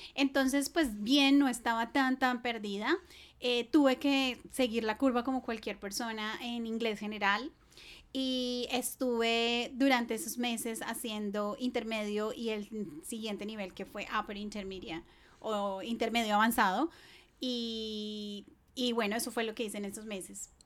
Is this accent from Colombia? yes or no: yes; Bogotá, Colombia; moved away as an adult; now in Australia; yo soy colombiana de la ciudad de Bogotá